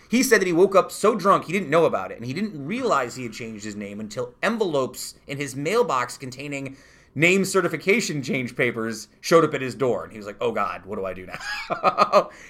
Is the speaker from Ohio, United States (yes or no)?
no; New York, United States; I'm from New York.